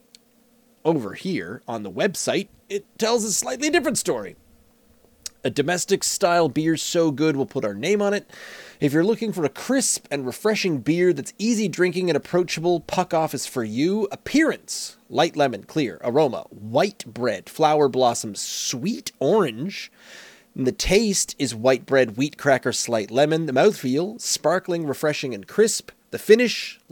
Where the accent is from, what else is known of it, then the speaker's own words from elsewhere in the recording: Nova Scotia, Canada; I grew up in Nova Scotia